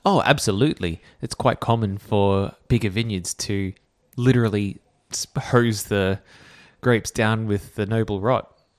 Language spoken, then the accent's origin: English; Canberra, Australian Capital Territory, Australia; growing up in Canberra